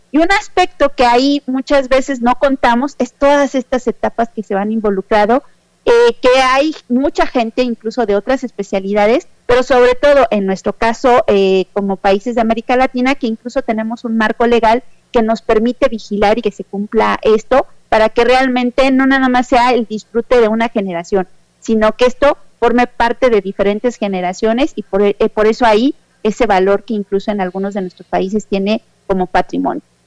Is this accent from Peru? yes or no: no; Mexico; yo vengo de México